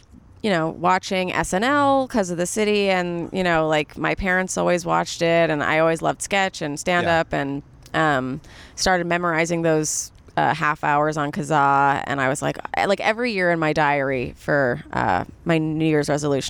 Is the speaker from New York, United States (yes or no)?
yes; New York City, New York, United States; I grew up in New York City, Upper East Side Jew, private school, born and raised.